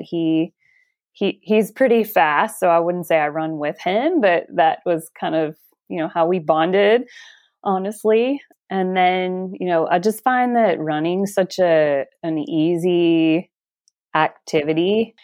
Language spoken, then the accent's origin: English; Alabama, United States; now in Washington, United States; I am from Alabama, but I now live in the state of Washington.